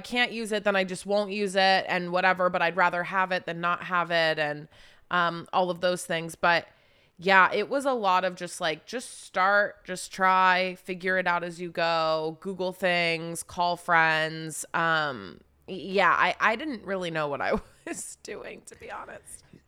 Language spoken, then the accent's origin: English; Charleston, West Virginia, United States; also born or lived in Wheeling, West Virginia; I grew up in West Virginia, like, kind of just raised all the way through high school in Charleston, West Virginia.